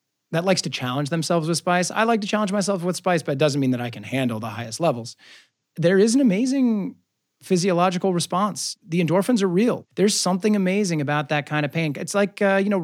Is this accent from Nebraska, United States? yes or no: yes; Omaha, Nebraska, United States; moved away as an adult; now in Los Angeles, United States; I'm from Omaha, Nebraska. Meat and potatoes, you know, pasta family